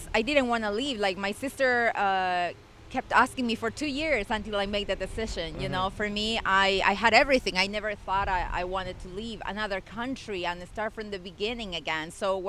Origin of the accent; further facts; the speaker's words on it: Ecuador; English is a second language; also born or lived in Spain; now in Canada; I was born in Ecuador, but then I was living in Spain for many, many years.